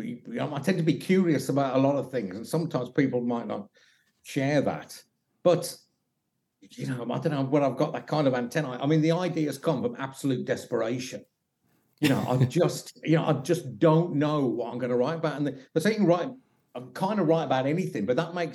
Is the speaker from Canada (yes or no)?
no; Birmingham, West Midlands, United Kingdom; also born or lived in Stourbridge; I'm from Birmingham